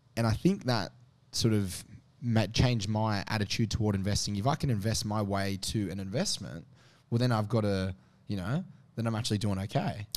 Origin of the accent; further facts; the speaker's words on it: Sydney, New South Wales, Australia; I grew up in the Northwest